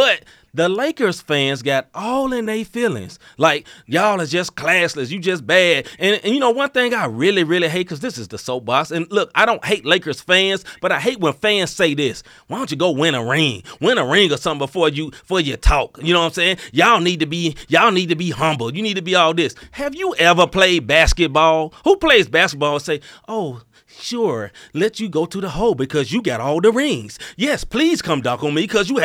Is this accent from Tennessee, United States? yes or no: yes; Memphis, Tennessee, United States; moved away; I am from Memphis originally